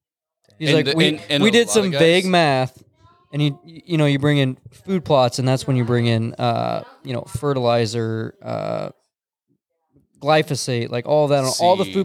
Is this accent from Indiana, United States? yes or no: yes; Indiana, United States; now in Iowa, United States; I'm from Indiana.